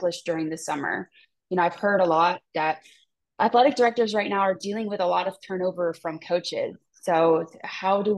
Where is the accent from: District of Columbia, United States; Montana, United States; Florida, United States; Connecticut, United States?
Florida, United States; Tampa; here in the state of Florida, you know, I'm from Tampa